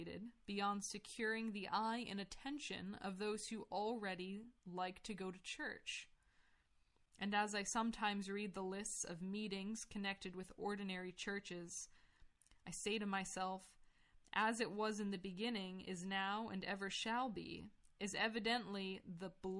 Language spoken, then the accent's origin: English; United States; I grew up in America